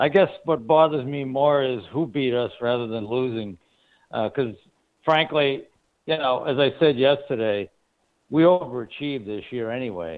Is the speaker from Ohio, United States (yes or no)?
no; Boston, Massachusetts, United States; I'm from Boston